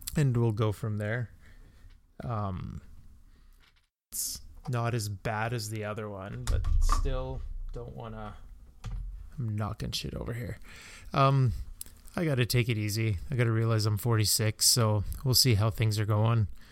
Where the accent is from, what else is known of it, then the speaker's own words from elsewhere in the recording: Canada; as a Canadian